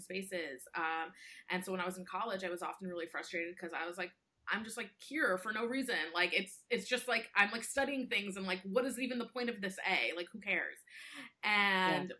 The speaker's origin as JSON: {"language": "English", "country": "United States", "said": "I identify as Indian American"}